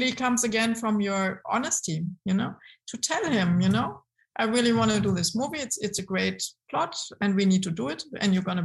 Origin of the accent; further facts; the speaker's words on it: Frankfurt, Hesse, Germany; also born or lived in Münster; my mother comes definitely from Frankfurt. So I'm a girl from Frankfurt.